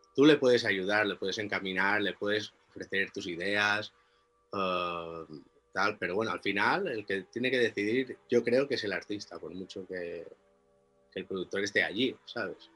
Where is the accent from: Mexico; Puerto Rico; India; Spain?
Spain; Inca, Balearic Islands; moved away as an adult; now in Biniamar, Spain; yo soy de Inca, de un pueblo un poco más grande y y el cambio fue hace 11 años